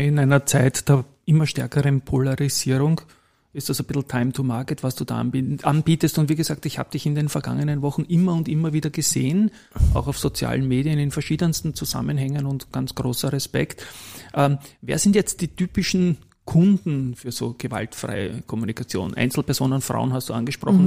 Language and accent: German; Vienna, Austria; die gleiche Straße, wo ich aufgewachsen bin